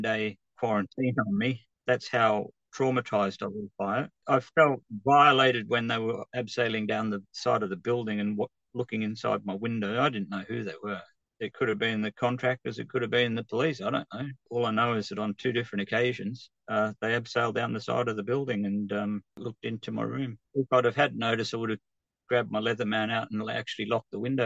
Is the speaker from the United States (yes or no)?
no; Australia; moved away as an adult; now in United Kingdom; I come from the bush